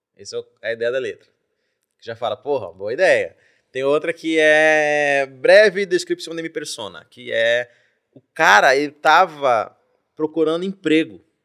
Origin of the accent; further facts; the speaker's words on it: Belém, Pará, Brazil; now in São Paulo, Brazil; dei sorte de ter nascido em Belém